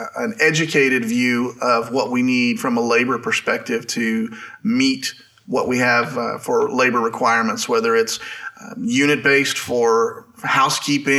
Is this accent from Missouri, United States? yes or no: yes; Southwest Missouri, United States; I grew up in Southwest Missouri, which is where I still am today.